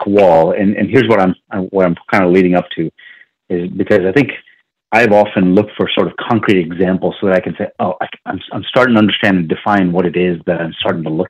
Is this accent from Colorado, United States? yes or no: no; Virginia Beach, Virginia, United States; I grew up in Virginia Beach, Virginia